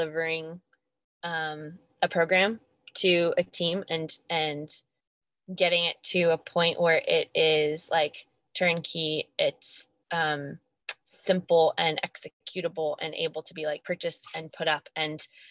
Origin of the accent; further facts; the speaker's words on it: Albany, New York, United States; Albany, New York, my hometown